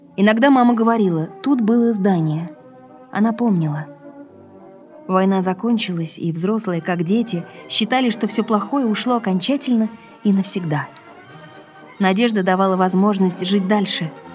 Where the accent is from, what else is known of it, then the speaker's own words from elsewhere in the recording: Saint Petersburg, Russia; я родилась в Ленинграде после войны. Мое детство прошло в большой коммунальной квартире